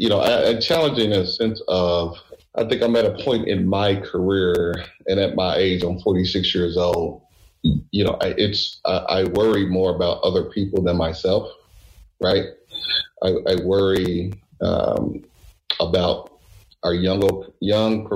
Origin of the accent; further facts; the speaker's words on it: Louisville, Kentucky, United States; moved away; I'm from Louisville, Kentucky